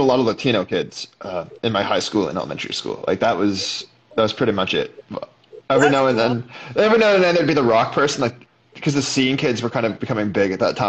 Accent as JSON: {"language": "English", "town": "Toronto", "region": "Ontario", "country": "Canada", "tie": "born or raised there", "said": "I grew up in North York, right? So there's, like, Italian Woodbridge types"}